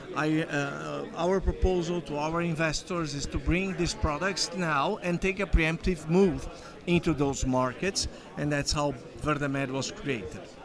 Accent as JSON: {"language": "English", "country": "Brazil", "moved": "as an adult", "lives_now": "Canada", "said": "I am originally from Brazil. I've been living in Canada for 10 years now"}